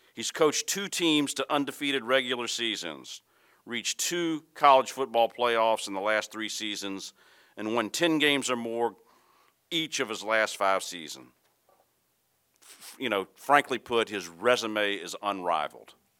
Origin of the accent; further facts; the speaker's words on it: Baton Rouge, Louisiana, United States; moved away; I grew up in Baton Rouge selling peanuts in Tiger Stadium